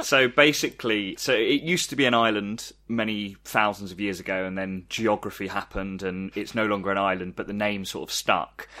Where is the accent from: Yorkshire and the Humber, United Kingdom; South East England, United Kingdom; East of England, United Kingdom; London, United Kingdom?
South East England, United Kingdom; Ramsgate; moved away; I'm from Ramsgate